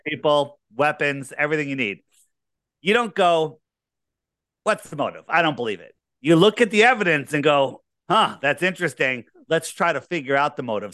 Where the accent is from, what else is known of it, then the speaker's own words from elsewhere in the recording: Fairfield County, Connecticut, United States; I grew up here in, uh, Fairfield County. Uh, I didn't, I haven't moved very far.